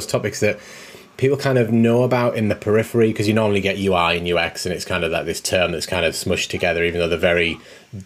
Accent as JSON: {"language": "English", "country": "United Kingdom", "said": "We're very British. We like the S on the end, maths."}